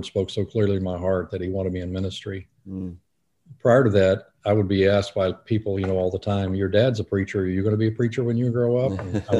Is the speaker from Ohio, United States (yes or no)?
no; Fort Pierce, Florida, United States; So I was raised mostly in South Florida